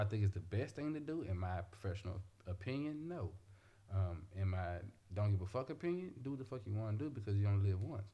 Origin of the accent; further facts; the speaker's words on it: Memphis, Tennessee, United States; I'm from Memphis